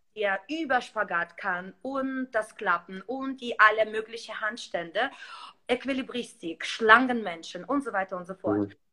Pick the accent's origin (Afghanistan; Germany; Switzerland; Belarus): Belarus; moved away; ich komme ursprünglich aus Weißrussland